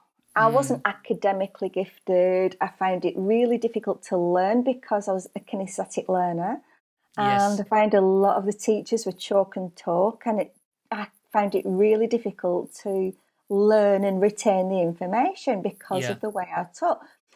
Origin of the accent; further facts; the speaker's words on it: Burnley, North West England, United Kingdom; also born or lived in Australia; So I was born in Burnley, and I think my lust for travel came because when I was 2 years old, my mum and dad emigrated to Australia, and we lived in Australia for 4 years, returning to Burnley when I was 6 years old.